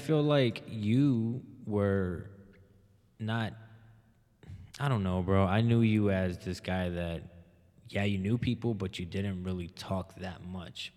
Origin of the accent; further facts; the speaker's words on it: Hammond, United States; also born or lived in Alexandria; growing up in Hammond